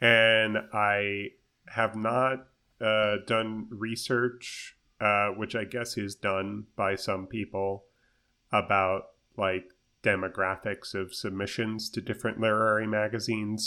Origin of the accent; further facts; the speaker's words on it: United States; as an American person speaking English